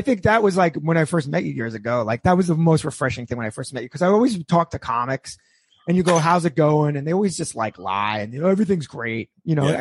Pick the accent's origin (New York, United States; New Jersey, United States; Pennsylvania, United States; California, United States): New York, United States; I grew up in New York too.